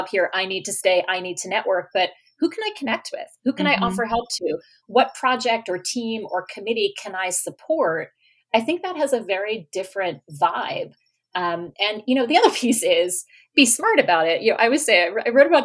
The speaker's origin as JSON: {"language": "English", "region": "New York", "country": "United States", "also_born_or_lived": "Australia", "moved": "yes", "said": "you're from New York"}